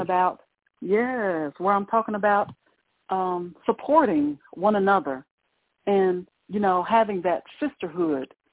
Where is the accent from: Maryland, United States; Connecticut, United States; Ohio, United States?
Ohio, United States; now in Mississippi, United States; growing up in Ohio and having all the snow and everything